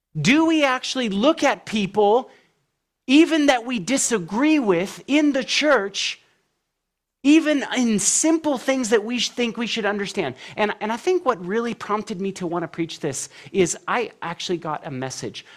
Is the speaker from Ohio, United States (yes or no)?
no; California, United States; now in Tennessee, United States; I'm from California through and through. When I moved to Tennessee